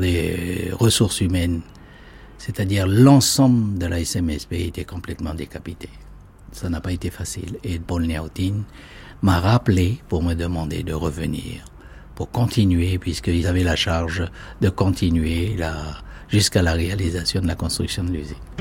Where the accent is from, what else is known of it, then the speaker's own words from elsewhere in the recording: Kopéto massif, North Province, New Caledonia; je suis né sur le Cognombo